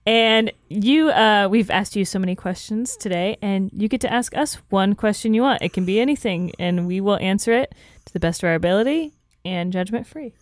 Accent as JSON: {"language": "English", "region": "Florida", "country": "United States", "tie": "born or raised there", "said": "growing up in Florida and, like, with super right-wing, like, parents"}